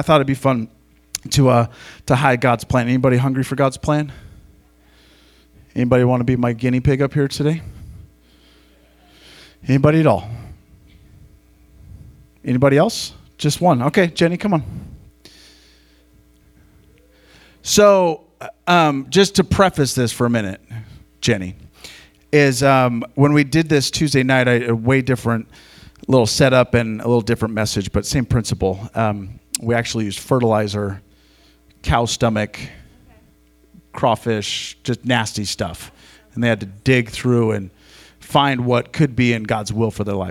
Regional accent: Montana, United States; I grew up in Montana

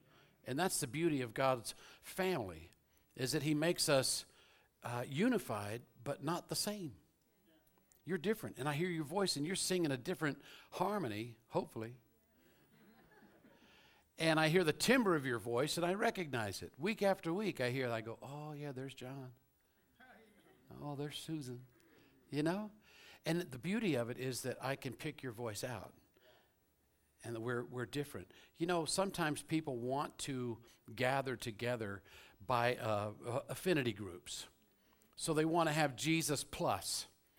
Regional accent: Louisville, Kentucky, United States; born there; I was born in Louisville, Kentucky. I was raised around the world, but my parents are from South Carolina and Georgia.

